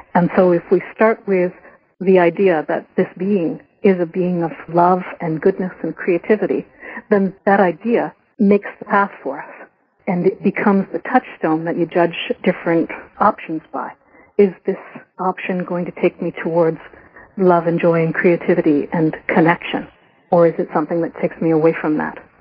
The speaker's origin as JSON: {"language": "English", "country": "Canada", "said": "I was a white Irish Canadian woman"}